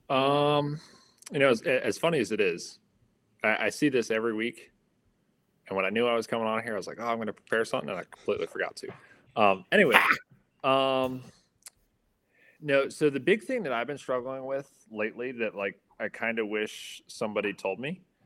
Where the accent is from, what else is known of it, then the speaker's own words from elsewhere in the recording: Atlanta, Georgia, United States; also born or lived in North Carolina / Upstate New York; now in Batavia, New York, United States; I'm originally from the Atlanta area